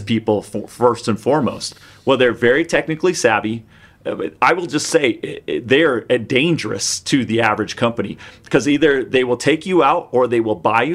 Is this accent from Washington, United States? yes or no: yes; Seattle, Washington, United States; I grew up in the Seattle area